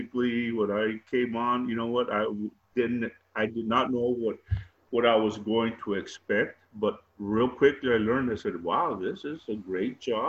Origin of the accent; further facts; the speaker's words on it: Hebbronville, Texas, United States; also born or lived in Austin, Texas / Laredo, Texas; I grew up in South Texas, Hebronville